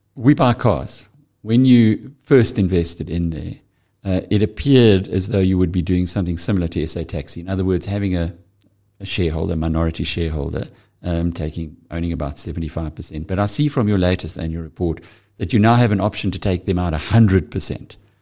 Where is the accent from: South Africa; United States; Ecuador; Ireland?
South Africa; KwaZulu-Natal; I'm from KwaZulu-Natal